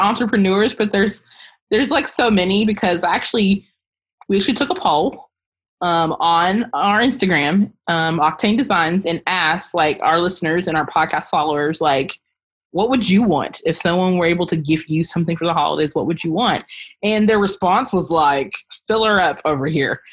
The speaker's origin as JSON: {"language": "English", "region": "Kentucky", "country": "United States", "said": "I am from Kentucky"}